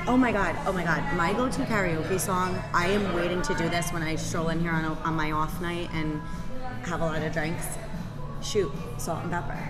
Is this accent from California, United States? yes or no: no; North Providence, Rhode Island, United States; now in Johnston, United States; I grew up in North Providence. I live in Johnston, and I work in Cranston